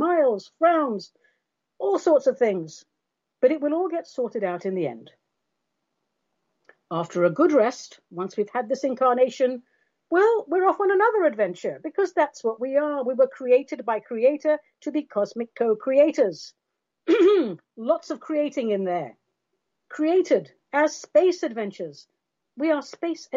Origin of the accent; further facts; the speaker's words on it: London, United Kingdom; I'm from London and all of that, but our race ancestry is Armenian